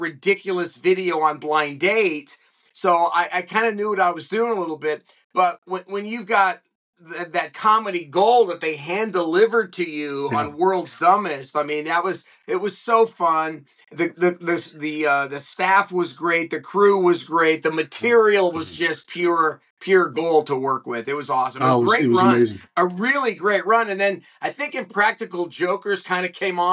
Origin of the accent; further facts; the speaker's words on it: Southern California, United States; also born or lived in Los Angeles; I grew up in Southern California, and I was lucky enough to grow up like many of us here in SoCal